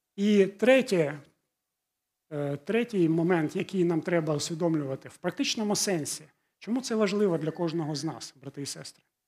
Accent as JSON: {"language": "Ukrainian", "country": "Ukraine", "tie": "born or raised there", "first_language": "Russian", "second_language": "Ukrainian", "said": "Я жив і ту частину, ту ті частині України, де в містах більшість розмовляли російською"}